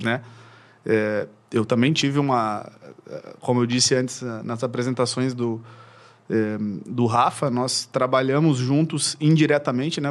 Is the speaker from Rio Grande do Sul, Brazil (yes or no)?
yes; Uruguaiana, Rio Grande do Sul, Brazil; now in Porto Alegre, Brazil; eu sou natural de Uruguaiana, que é uma cidade eh, do interior aqui do Rio Grande do Sul. E eu vim para cá quando eu tinha para cá para Porto Alegre, digo, né, quando eu tinha eh, ali na transição de 13 para 14 anos